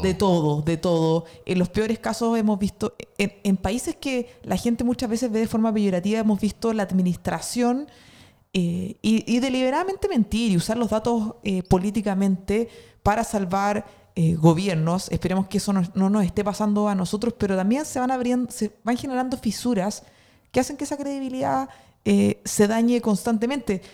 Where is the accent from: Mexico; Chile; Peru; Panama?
Chile; northern Chile; now in Santiago, Chile; vengo del norte de Chile